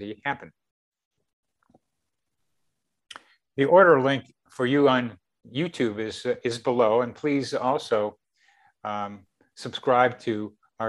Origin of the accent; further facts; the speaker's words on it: Wilmington, Delaware, United States; As a teenager in Wilmington, Delaware